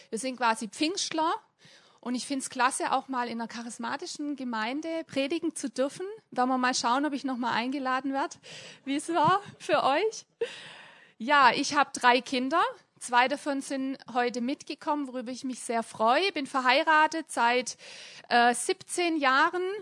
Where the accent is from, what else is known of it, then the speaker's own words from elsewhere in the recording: Hemmingen, Germany; Ich komme auch aus Hemmingen.